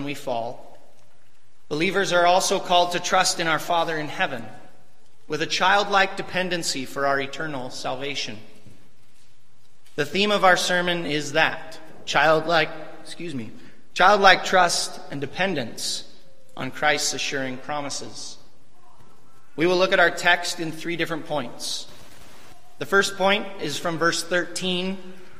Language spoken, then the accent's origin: English; Northwest Washington, United States; when I was growing up in Northwest Washington, I lived on a dairy farm